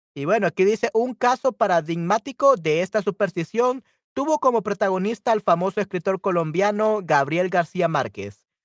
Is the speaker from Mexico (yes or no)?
no; El Salvador; yo soy de El Salvador